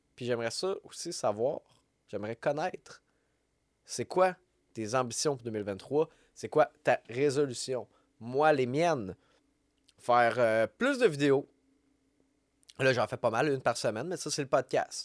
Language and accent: French; Quebec, Canada